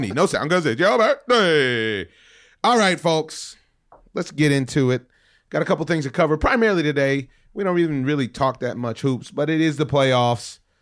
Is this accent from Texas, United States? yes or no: no; Los Angeles, California, United States; I'm from Reseda